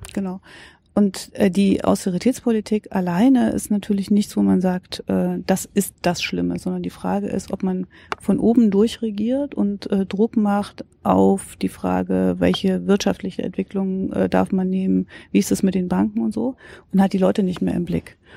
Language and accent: German; Thuringia, Germany; bin Thüringerin